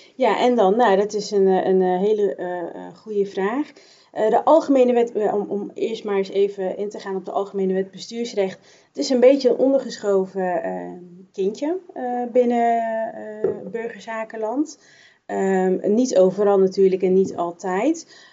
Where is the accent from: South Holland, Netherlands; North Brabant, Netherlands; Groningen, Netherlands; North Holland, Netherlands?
North Brabant, Netherlands; Bergen op Zoom; now in 's-Hertogenbosch, Netherlands; Ik ben geboren en opgegroeid in Bergen op Zoom, dus de andere kant van, van Brabant.